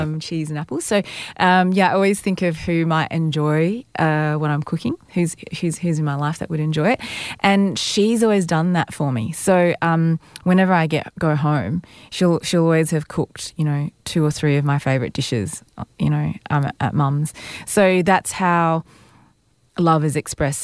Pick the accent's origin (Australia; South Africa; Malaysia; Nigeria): Malaysia; moved away; when I was young growing up in Malaysia